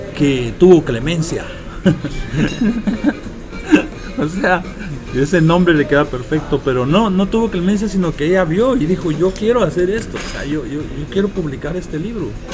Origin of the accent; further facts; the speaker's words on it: Guatemala; moved away; yo soy de Guatemala.